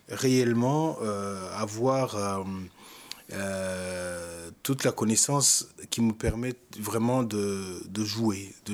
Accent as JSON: {"language": "French", "country": "Rwanda", "said": "Même si je suis rwandais, même si c'est mon histoire et mon pays"}